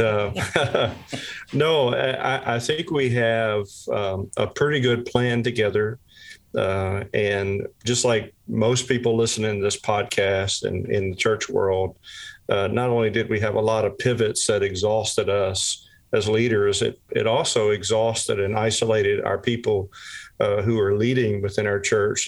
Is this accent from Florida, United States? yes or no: no; South Louisiana, United States; I'm originally from South Louisiana